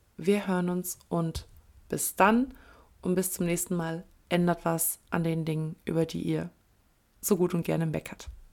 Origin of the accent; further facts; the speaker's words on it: Kleve, North Rhine-Westphalia, Germany; Kleve ist nicht unbedingt der, ähm, der die pulsierende Metropole. Ähm, was kann ich jetzt sagen, ohne meine Heimat schlecht zu reden